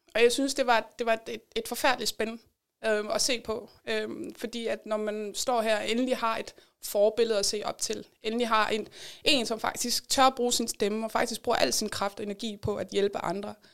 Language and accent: Danish; Denmark; vores identitet som danskere